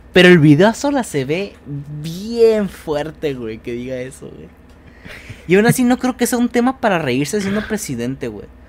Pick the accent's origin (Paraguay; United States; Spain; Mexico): Mexico; como mexicano